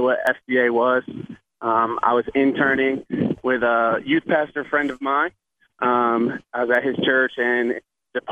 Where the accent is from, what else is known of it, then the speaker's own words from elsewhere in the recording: Binghamton area, upstate New York, United States; also born or lived in Boston, Massachusetts / Quincy, Massachusetts; now in Kutztown, United States; originally I'm from Boston. Born there. And then my dad's a pastor, so he ended up taking a church in upstate New York, near Binghamton, New York. Went to high school